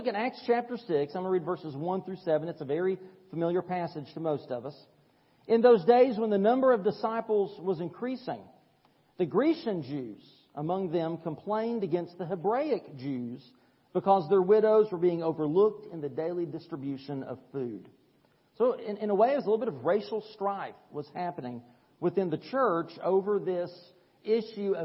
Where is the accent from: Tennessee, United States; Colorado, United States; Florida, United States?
Tennessee, United States; East; I'm from East Tennessee. We say turbines